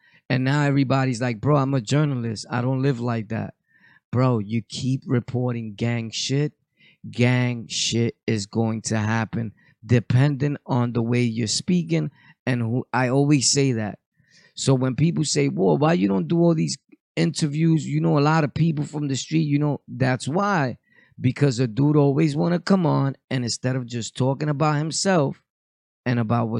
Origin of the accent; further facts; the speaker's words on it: Bushwick, New York, United States; I grew up in Bushwick.